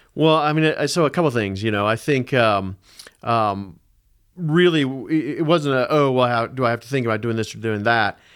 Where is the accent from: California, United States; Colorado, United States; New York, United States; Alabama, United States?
Colorado, United States; Denver; I grew up in Denver. I grew up just on the west side of Denver in Jeffco. Went to Green Mountain High School